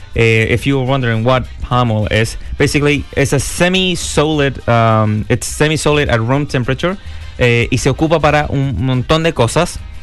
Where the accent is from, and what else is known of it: Chile